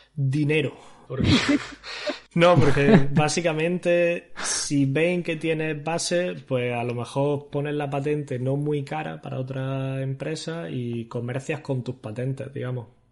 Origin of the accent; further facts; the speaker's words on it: Granada, Andalusia, Spain; moved away as an adult; also born or lived in Barcelona / Hanover; yo soy un chaval de Granada que, estudiando la carrera